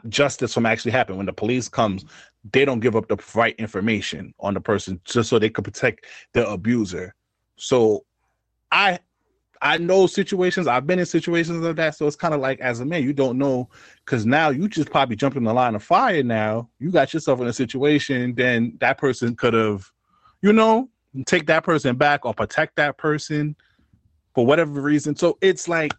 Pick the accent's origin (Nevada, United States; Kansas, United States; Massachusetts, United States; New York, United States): New York, United States; New York City; I'm from New York City, and this is not justification, but we come from a place where they say, yo, don't get involved in stuff that don't belong to you type shit. That's what we always heard growing up